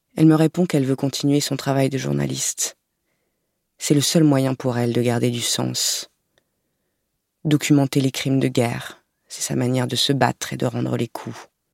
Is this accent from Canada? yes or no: no; Lorraine, Grand Est, France; Je suis née en Lorraine, aux confins de la France et de l'Allemagne